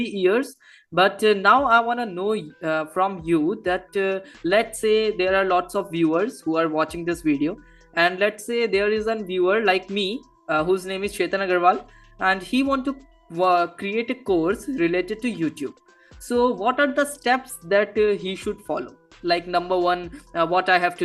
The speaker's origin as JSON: {"language": "English", "country": "India", "said": "I am from India"}